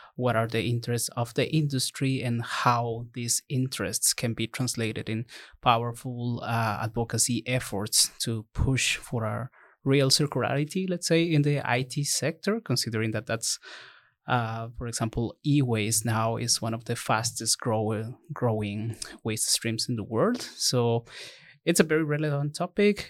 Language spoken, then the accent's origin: English; Ecuador; moved away; I'm from Ecuador